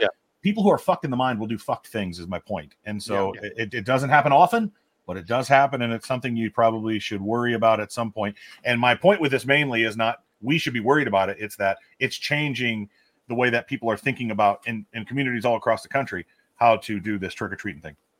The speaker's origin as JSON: {"language": "English", "town": "Omaha", "region": "Nebraska", "country": "United States", "tie": "born or raised there", "said": "I, grew up in Omaha in the, in the early 90s."}